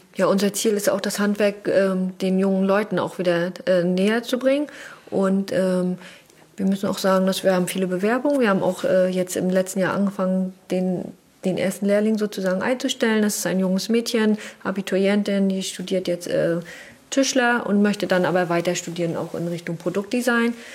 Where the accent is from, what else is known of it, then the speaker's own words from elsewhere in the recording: Wismar, Mecklenburg-Vorpommern, Germany; Wir kommen aus Wismar